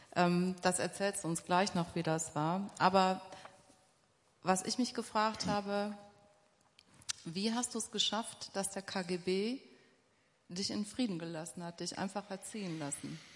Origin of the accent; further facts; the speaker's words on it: Essen, North Rhine-Westphalia, Germany; Ich komme tatsächlich aus Essen, aus dem Ruhrgebiet